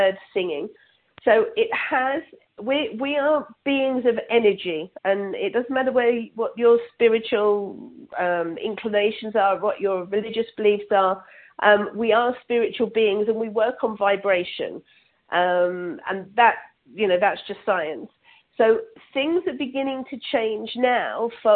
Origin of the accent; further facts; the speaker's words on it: England, United Kingdom; now in Toronto, Canada; I'm originally from England, but now live in Canada, just outside of Toronto.